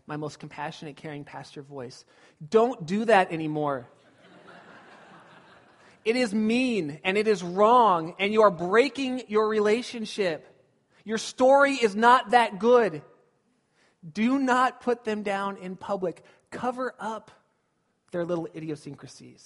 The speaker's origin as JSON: {"language": "English", "town": "Glendora", "region": "California", "country": "United States", "tie": "born or raised there", "said": "When I was a kid, I grew up in Southern California"}